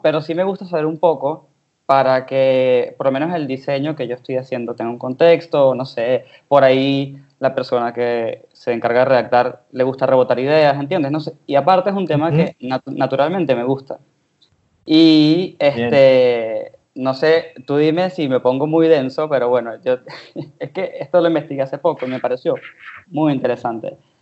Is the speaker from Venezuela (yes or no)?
yes; Venezuela; yo soy venezolano